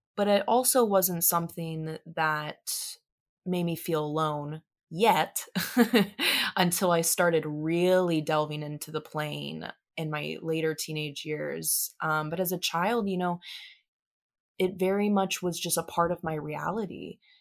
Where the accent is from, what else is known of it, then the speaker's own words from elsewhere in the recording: Tampa, Florida, United States; I was born in Tampa, Florida